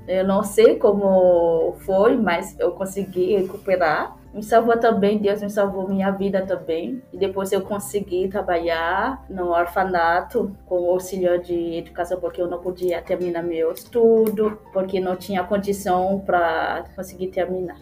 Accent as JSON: {"language": "Portuguese", "town": "Port-au-Prince", "region": "Ouest", "country": "Haiti", "tie": "born or raised there", "second_language": "Portuguese", "moved": "as an adult", "lives_now": "Porto Alegre, Brazil", "said": "nasci no Haiti, na cidade de Porto Príncipe. Eu cresci no orfanato"}